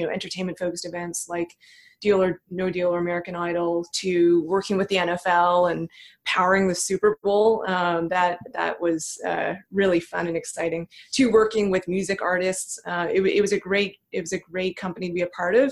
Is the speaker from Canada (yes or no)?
yes; Thornhill, Ontario, Canada; I grew up in Toronto. Technically, I grew up just north of Toronto in a suburb called Thornhill, Ontario